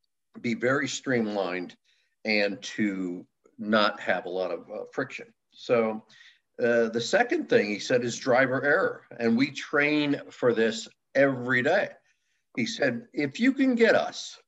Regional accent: Milford, Connecticut, United States; Originally from Milford, Connecticut, born and raised

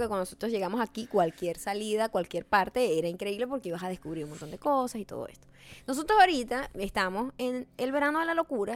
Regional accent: Venezuela; moved away; Nosotros los venezolanos

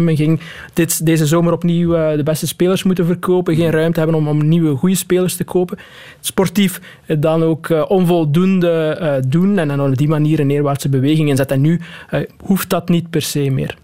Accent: Waasmunster, Flanders, Belgium; ik kom van Wasmunster

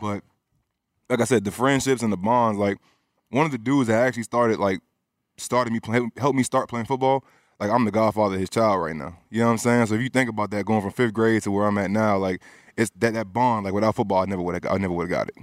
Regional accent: Cobb County, Georgia, United States; also born or lived in Bronx, New York / Pennsylvania / Florida; I'm from Georgia, Cobb County

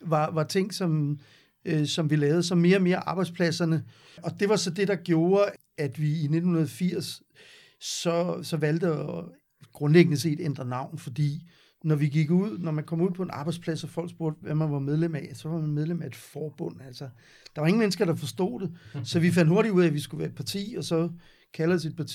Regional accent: Gentofte, Capital Region of Denmark, Denmark; Jeg, jeg kommer fra Vanget, og øh, gik i skole i Gentofte.

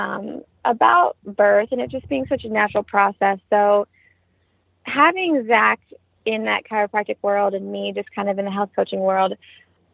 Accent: Ohio, United States; moved away as an adult; we're all heading back to Ohio, where we're from

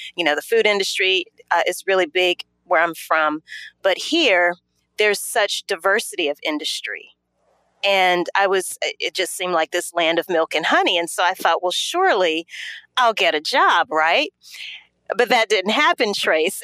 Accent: Louisiana, United States; moved away as an adult; also born or lived in New Orleans, Louisiana; now in Atlanta, United States; I am originally from Louisiana.

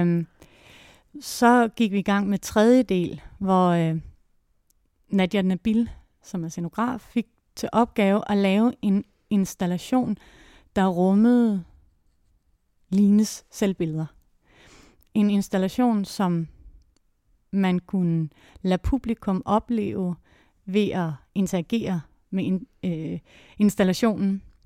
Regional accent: Låstrup, Central Denmark Region, Denmark; moved away; also born or lived in Odense; jeg kommer oprindeligt fra Jylland, fra en lille landsby uden for Viborg, der hedder Låstrup

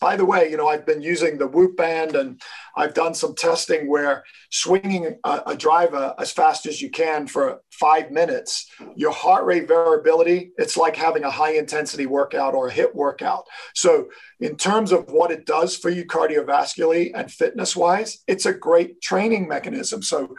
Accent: Kenya; also born or lived in England, United Kingdom; I was born in England. I was raised in Kenya. And Kenya is one of the biggest coffee growing places in the world.

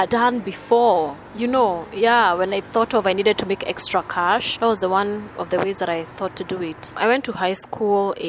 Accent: Thika, Kiambu County, Kenya; moved away as an adult; now in Nairobi, Kenya; I was born in Thika, raised in Thika, and then I moved to Nairobi 13 years ago

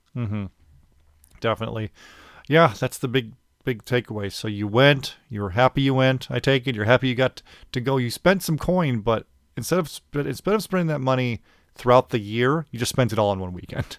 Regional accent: Chicago, Illinois, United States; I'm from Chicago

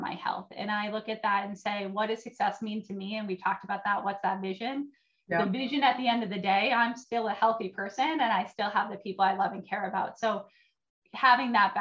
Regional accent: New Hampshire, United States; moved away as an adult; now in Minnesota, United States; I'm from New Hampshire

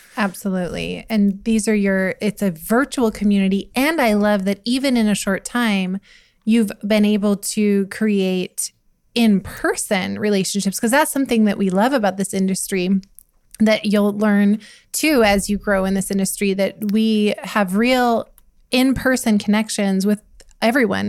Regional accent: United States; I grew up in Montana, Wyoming

